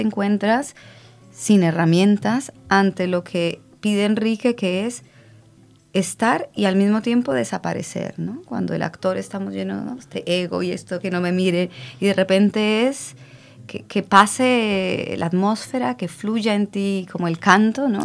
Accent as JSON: {"language": "Spanish", "country": "Colombia", "moved": "yes", "lives_now": "Barcelona, Spain", "said": "yo soy colombiana"}